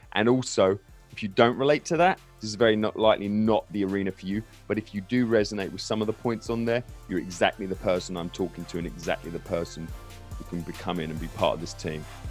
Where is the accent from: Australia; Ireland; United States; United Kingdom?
United Kingdom; England; I grew up in England